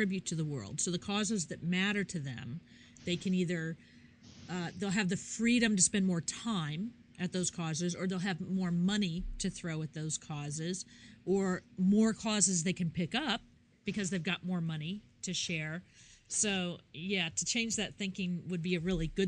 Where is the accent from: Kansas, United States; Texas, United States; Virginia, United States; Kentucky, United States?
Kansas, United States; moved away; I am from Kansas originally.